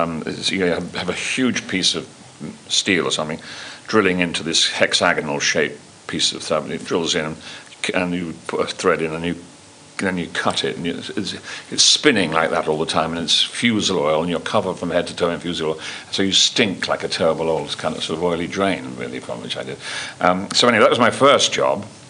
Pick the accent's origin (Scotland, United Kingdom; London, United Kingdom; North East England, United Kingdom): London, United Kingdom; accent: London; I, I, was brought up on a council estate in in North London, Kilburn